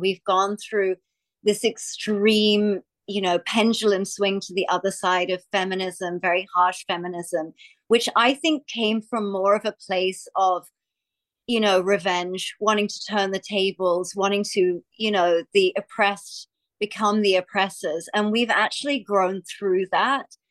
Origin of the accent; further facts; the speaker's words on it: Australia; I'm from Australia